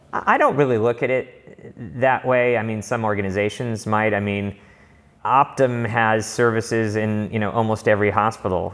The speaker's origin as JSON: {"language": "English", "town": "Los Angeles", "region": "California", "country": "United States", "tie": "born or raised there", "also_born_or_lived": "Berkeley", "said": "I grew up in Los Angeles"}